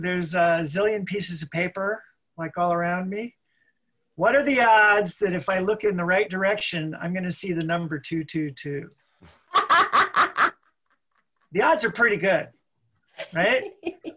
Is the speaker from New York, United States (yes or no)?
yes; Pelham, New York, United States; I grew up in a suburban town outside New York City